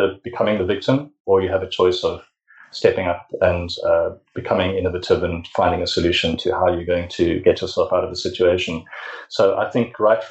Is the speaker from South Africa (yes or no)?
yes; South Africa; I'm from South Africa